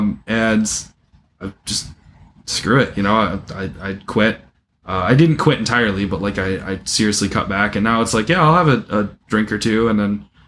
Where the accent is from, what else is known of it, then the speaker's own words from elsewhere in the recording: Midwest, United States; accent: Midwestern; now in Jackson, United States; my Midwestern accent comes out more